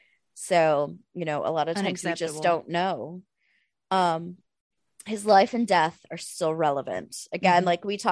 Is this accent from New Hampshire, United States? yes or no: no; rural Arkansas, United States; somebody from rural Arkansas